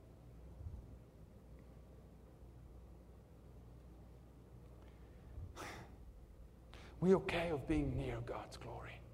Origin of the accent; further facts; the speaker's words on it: South Africa; I'm from South Africa